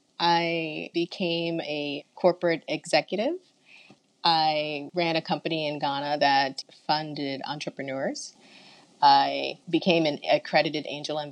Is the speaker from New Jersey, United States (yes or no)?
yes; New Brunswick, New Jersey, United States; now in Bay Area, United States; growing up in New Brunswick